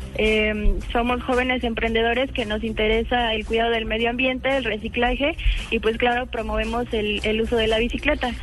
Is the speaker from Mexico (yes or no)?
yes; Mexico City, Mexico; yo soy de México, Distrito Federal